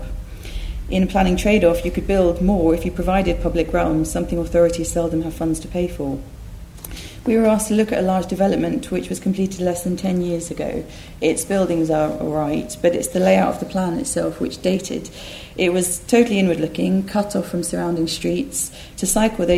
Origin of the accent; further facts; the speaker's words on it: Essex, East of England, United Kingdom; I grew up in Essex